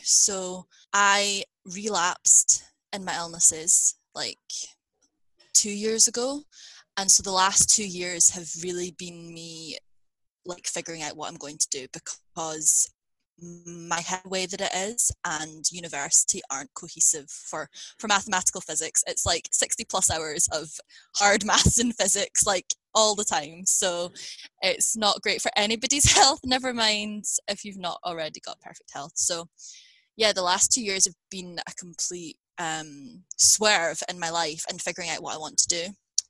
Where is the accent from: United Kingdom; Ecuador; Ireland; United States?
United Kingdom; Scotland; accent: Scottish; sometimes people in Scotland don't think I sound particularly Scottish, but my accent is Scottish, so or like Scottish British, because I have moved around within the UK.